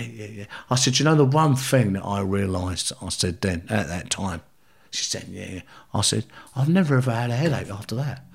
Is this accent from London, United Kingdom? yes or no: yes; London, United Kingdom; also born or lived in Ireland; I come from the South London